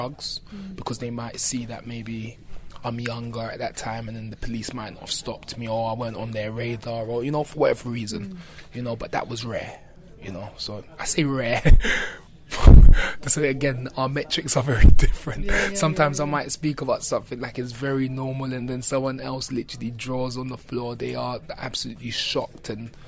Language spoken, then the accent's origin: English; London, United Kingdom; growing up in Brixton